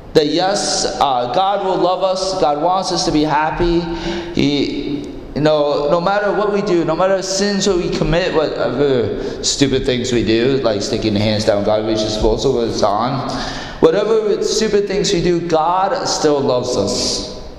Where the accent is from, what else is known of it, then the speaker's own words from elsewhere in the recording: Iowa, United States; I grew up in Iowa